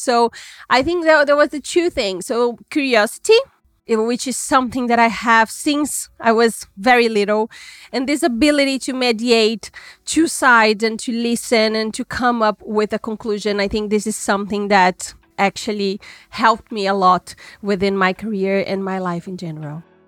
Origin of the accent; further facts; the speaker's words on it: Minas Gerais, Brazil; now in São Paulo, Brazil; I was born in Minas Gerais, which is another state in Brazil